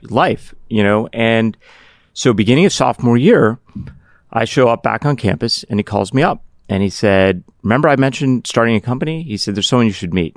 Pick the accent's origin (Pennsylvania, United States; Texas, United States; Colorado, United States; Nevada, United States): Pennsylvania, United States; Pittsburgh; also born or lived in Cardiff, Wales; my childhood, I grew up in Pittsburgh.